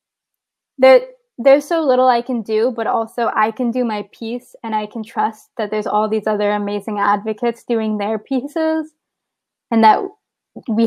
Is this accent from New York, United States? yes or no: no; San Antonio, Texas, United States; now in Baltimore, United States